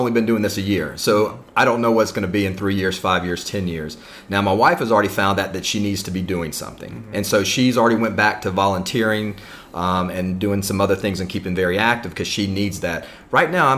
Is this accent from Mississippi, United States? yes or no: yes; Mississippi, United States; moved away as an adult; also born or lived in Japan; now in Chiang Mai, Thailand; I'm originally from Mississippi, and that's where I met my wife, and we got jobs with the Department of Defense working in Japan overseas, and we worked there for 16 years